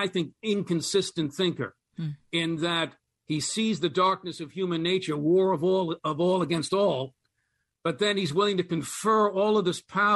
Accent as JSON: {"language": "English", "country": "United States", "said": "as an American"}